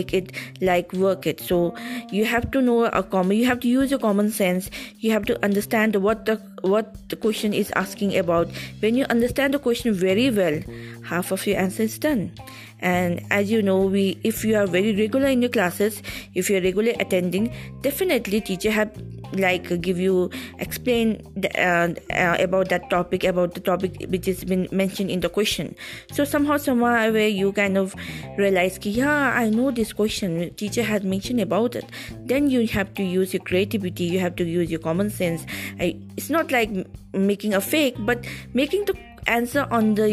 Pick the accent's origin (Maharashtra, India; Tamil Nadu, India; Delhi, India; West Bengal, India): West Bengal, India; Kalimpong; I'm a small town girl from Kalimpong, Darjeeling. So I'm a local person around here.